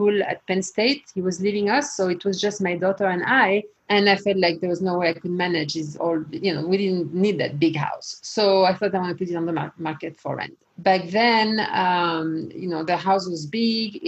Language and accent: English; France; moved away as an adult; now in United States; I was born and raised in France, and I left France when I was about 19 years old, came to the US